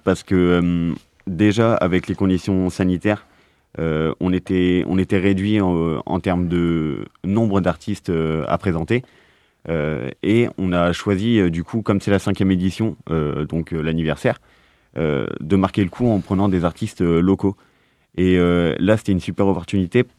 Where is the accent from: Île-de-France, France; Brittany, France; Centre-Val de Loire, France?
Brittany, France; Plougastel-Daoulas; je suis de Plougastel une petite ville à côté de Brest